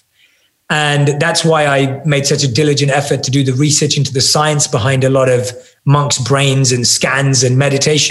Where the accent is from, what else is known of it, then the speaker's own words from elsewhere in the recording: London, United Kingdom; I still look like I'm from London and don't fit